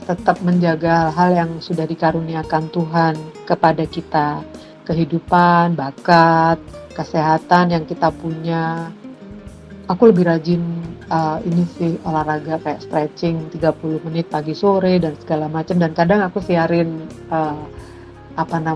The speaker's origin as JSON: {"language": "Indonesian", "region": "Java", "country": "Indonesia", "said": "sebagai orang Jawa, saya tuh menempatkan diri pada kondisi prihatin dan tirakat."}